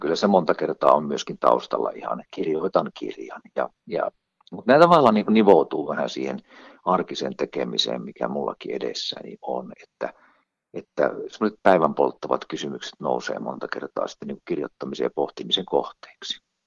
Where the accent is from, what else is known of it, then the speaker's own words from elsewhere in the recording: northern Finland, Finland; Mä olen kotoisin Pohjois-Suomesta